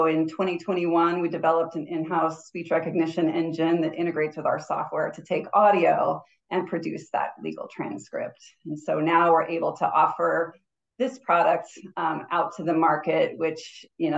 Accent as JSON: {"language": "English", "region": "Southern California", "country": "United States", "tie": "born or raised there", "also_born_or_lived": "Flagstaff, Arizona / Anchorage, Alaska", "moved": "as an adult", "said": "I grew up in Southern California. So yeah, I grew up near the beach"}